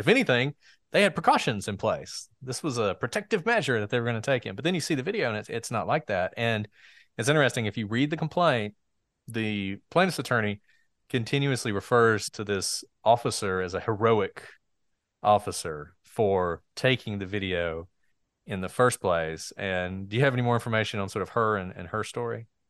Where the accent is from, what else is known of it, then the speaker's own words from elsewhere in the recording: Walker County, Alabama, United States; I'm from Walker County